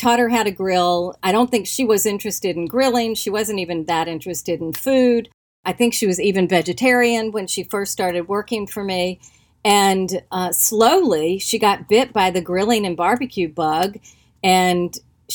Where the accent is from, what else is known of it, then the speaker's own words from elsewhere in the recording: North Carolina, United States; I grew up in North Carolina.